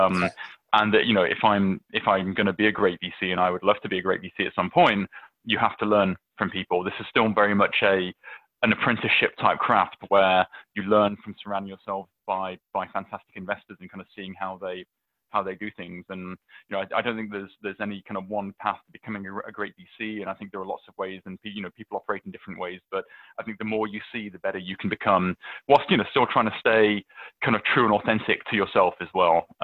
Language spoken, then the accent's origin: English; United Kingdom; moved away; I, I'm I'm British. I will always be British. I, lo- I love going back